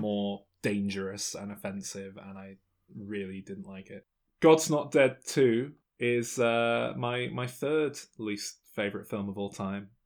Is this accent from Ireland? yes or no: no; England, United Kingdom; I'm English.